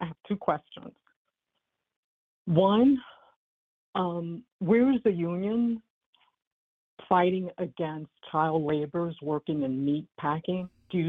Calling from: Virginia, United States; This is Jules. I'm calling from Northern Virginia.

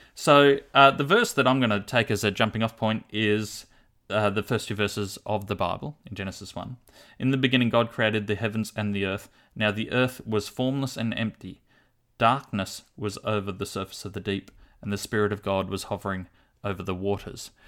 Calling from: Launceston, Tasmania, Australia; I'm calling from Launceston, Tasmania

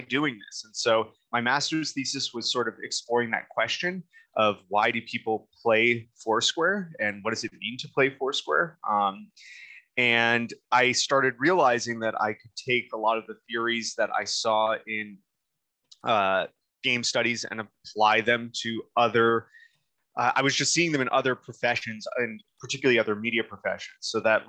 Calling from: Eugene, Oregon, United States; I am calling from my office in Eugene, Oregon, at the University of Oregon

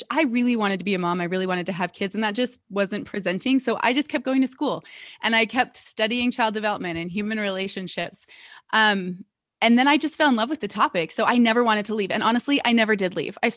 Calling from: Salt Lake City, Utah, United States; I am in a suburb of Salt Lake City. So, I'm coming in from Salt Lake City, Utah.

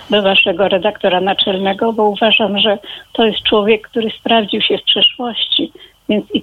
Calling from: Warsaw, Masovian Voivodeship, Poland; Dochodzi, dochodzi, bo jestem z Warszawy.

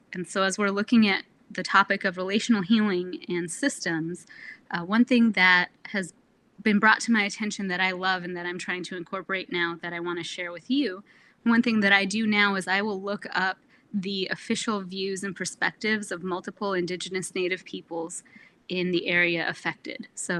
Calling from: Anchorage, Alaska, United States; I am calling in from Anchorage, which is the unceded, ungiven, unsold land of the Dena'ina people

